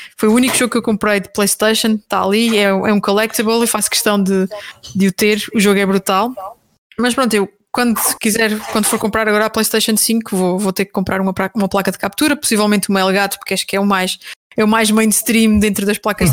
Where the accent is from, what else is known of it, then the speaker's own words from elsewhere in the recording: Terceira Island, Azores, Portugal; moved away as an adult; now in Lisbon, Portugal; eu sou açoriana, eh, nasci na Ilha Terceira